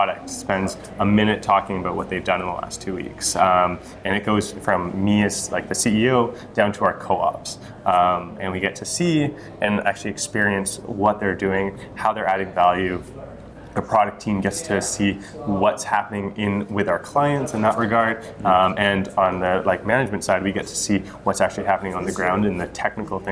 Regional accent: Vancouver, British Columbia, Canada; I'm originally from Vancouver

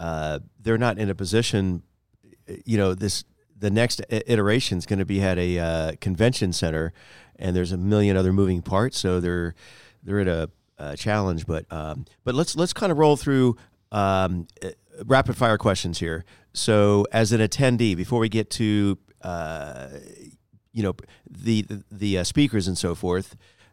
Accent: Florida, United States; also born or lived in Miami; I was born in Miami, but after okay. 13 months old, I decided to move. I was so over South Beach after a year old, but grew up in Central Florida, quite about 30 minutes from Orlando.

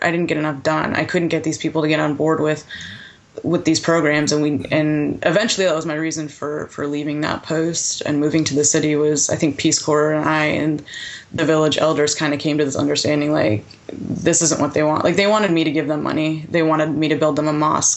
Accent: Connecticut, United States; born or raised there; also born or lived in Rhode Island

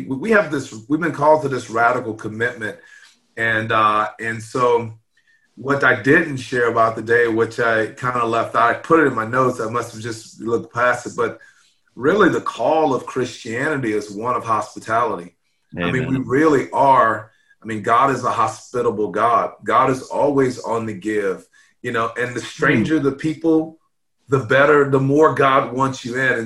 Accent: Louisiana, United States; I grew up in Louisiana

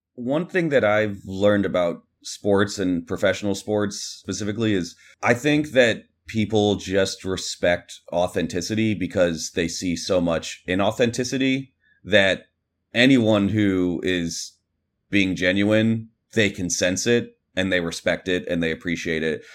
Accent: Kansas City, Missouri, United States; I grew up in Kansas City

